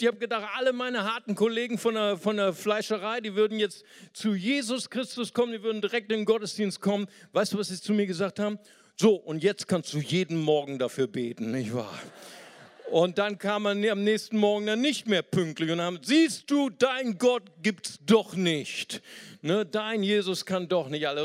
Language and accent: German; Germany; als richtiger Deutscher